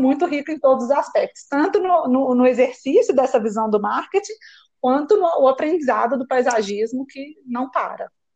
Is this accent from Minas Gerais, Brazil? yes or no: yes; Belo Horizonte, Minas Gerais, Brazil; eu escolhi fazer um curso técnico que existe na minha cidade, eu sou de Belo Horizonte